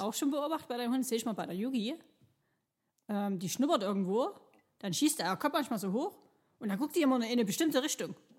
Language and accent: German; Chemnitz, Saxony, Germany; noch geboren, wo es noch Karl-Marx-Stadt mhm. hieß. Ähm, bin hier groß geworden